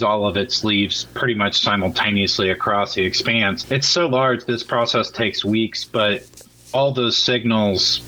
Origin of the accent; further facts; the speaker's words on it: Germantown, Monroe, Middletown area, rural southwestern Ohio, United States; also born or lived in Austin, Texas; now in Seattle, United States; I'm originally from rural Ohio, southwestern Ohio, Germantown, Monroe, Middletown area